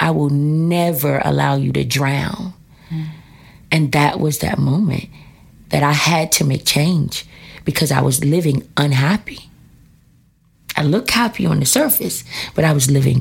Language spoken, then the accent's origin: English; Washington, District of Columbia, United States; I am here in D.C.